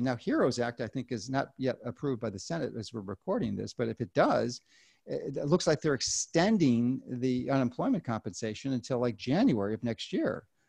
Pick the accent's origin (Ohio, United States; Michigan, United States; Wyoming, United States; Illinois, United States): Illinois, United States; Chicago; I'm from Chicago in Illinois